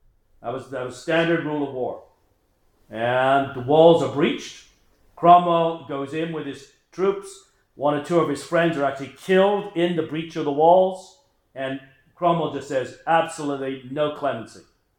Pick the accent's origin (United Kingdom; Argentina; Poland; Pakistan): United Kingdom; England; I grew up in England, I was born in England. And I love England